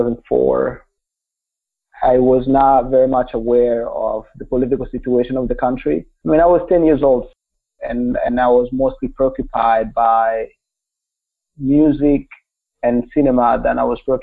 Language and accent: English; Kigali, Rwanda; English is a second language; now in United States; I was born in Rwanda, just a small country in the center or east center part of the African continent. I grew up in Kigali, which is the capital